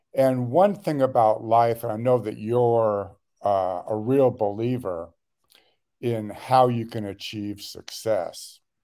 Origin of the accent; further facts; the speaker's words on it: Los Angeles, California, United States; I was born and raised in the Los Angeles area. uh, the west side